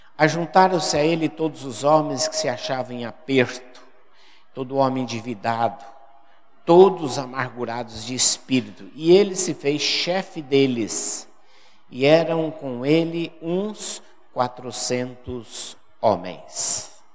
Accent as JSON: {"language": "Portuguese", "region": "Paraná", "country": "Brazil", "also_born_or_lived": "Fortaleza, Ceará", "moved": "as an adult", "said": "Eu sou do Paraná, fui pastor no Paraná"}